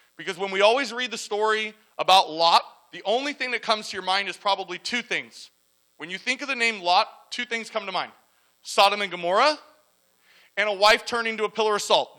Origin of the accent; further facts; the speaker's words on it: La Mirada, California, United States; moved away as an adult; I grew up in La Mirada, Whittier area. i lived there over 35 years and I just up and left.